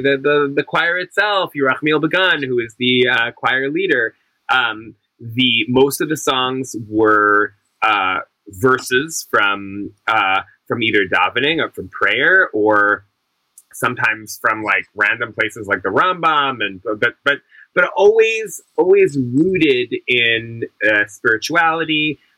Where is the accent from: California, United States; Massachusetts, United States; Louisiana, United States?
Massachusetts, United States; Brookline; I grew up in Brookline, Massachusetts, in a yeshivish black hat Orthodox family. Some would call ultra Orthodox.